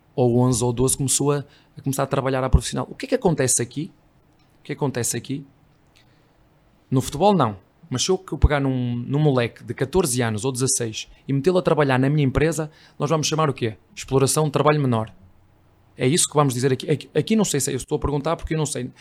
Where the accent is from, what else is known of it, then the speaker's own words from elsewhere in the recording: Portugal; moved away as an adult; now in Brazil; Eu não sou brasileiro, sou português